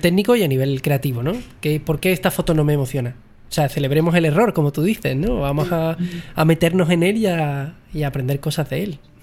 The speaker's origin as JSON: {"language": "Spanish", "town": "Jerez de la Frontera", "region": "Andalusia", "country": "Spain", "said": "Yo soy de Jerez"}